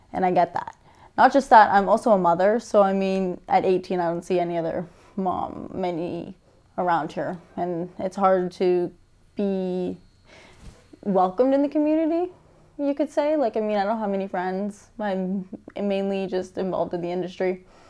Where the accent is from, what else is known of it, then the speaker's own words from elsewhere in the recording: St. Catharines, Ontario, Canada; I am from St. Catharines, born and raised